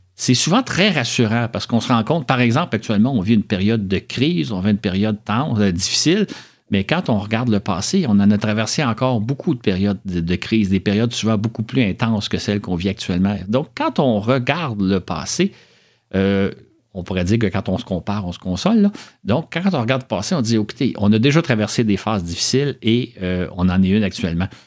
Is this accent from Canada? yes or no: yes; Montreal, Quebec, Canada; je suis né à Montréal, j'ai toujours vécu à Montréal